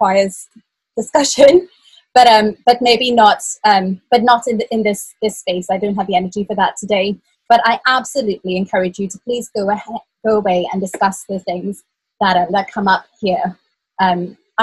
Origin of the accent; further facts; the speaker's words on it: Trinidad & Tobago; moved away as an adult; now in Cornwall, United Kingdom; we live in Cornwall in the UK, and I'm originally from Trinidad and Tobago. I moved here 15 years ago